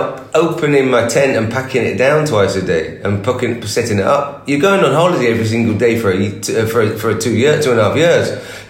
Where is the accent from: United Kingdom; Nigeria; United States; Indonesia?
United Kingdom; England; also born or lived in India; I'm Indian in English, and I have fundamental groundings in England